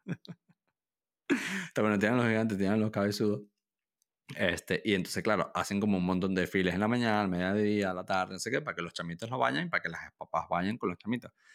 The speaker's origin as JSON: {"language": "Spanish", "country": "Venezuela", "also_born_or_lived": "Pamplona, Spain", "moved": "yes", "said": "yo soy extranjero, yo, yo soy venezolano, yo viví en Pamplona por varios años"}